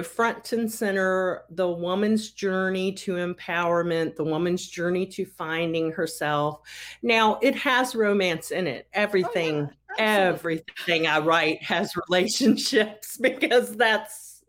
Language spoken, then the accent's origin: English; Roanoke, Virginia, United States; my hometown of Roanoke, Virginia